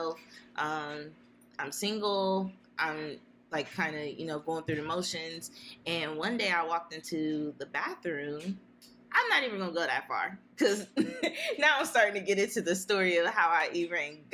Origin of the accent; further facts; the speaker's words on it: Columbus, Ohio, United States; I'm an Eastside baby. So I grew up in the Poindexter, Mount Vernon, Eastside area